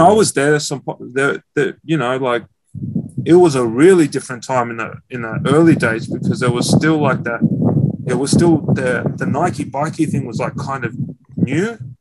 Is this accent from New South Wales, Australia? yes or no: no; Melbourne, Victoria, Australia; also born or lived in Glen Waverley; was raised around Dandy.